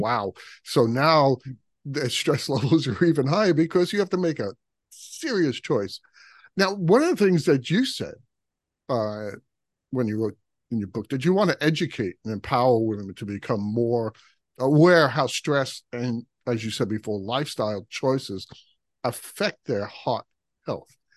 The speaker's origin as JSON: {"language": "English", "town": "New York City", "region": "New York", "country": "United States", "tie": "born or raised there", "said": "I grew up in Brooklyn"}